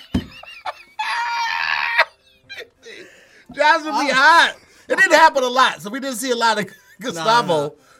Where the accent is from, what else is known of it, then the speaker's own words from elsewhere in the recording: Midwest, United States; I'm from the Midwest.